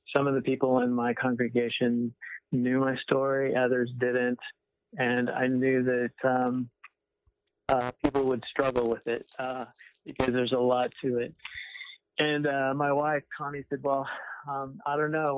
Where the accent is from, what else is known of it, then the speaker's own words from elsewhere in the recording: Winterset, Iowa, United States; moved away as an adult; I grew up in Iowa, right in the middle of Iowa. It's called Winterset, Iowa